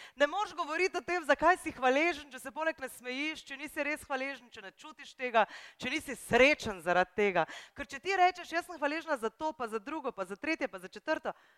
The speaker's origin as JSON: {"language": "Slovenian", "town": "Brunšvik", "region": "Drava", "country": "Slovenia", "tie": "born or raised there", "said": "Jaz sem iz Brunšvika, to je ena majhna vas"}